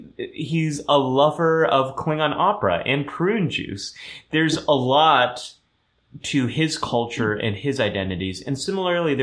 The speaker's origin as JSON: {"language": "English", "region": "California", "country": "United States", "first_language": "German", "second_language": "English", "said": "I am a Californian"}